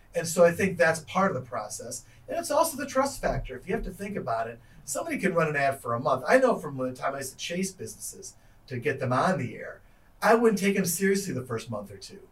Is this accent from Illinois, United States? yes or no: yes; Chicago, Illinois, United States; moved away as an adult; also born or lived in Iowa; when I was growing in Chicago